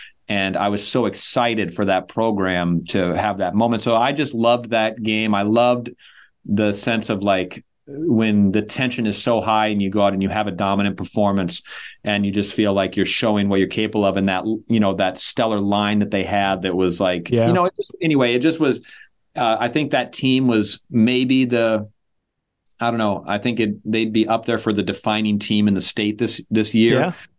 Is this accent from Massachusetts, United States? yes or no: no; Chanhassen, Minnesota, United States; I had a closer tie to it this year because I am from Chanhassen. Now, when I grew up there, there was no Chanhassen High School. But now there is.